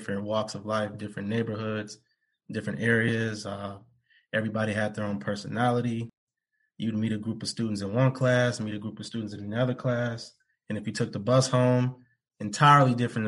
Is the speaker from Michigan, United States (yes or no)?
yes; Detroit, Michigan, United States; I was born and raised on the west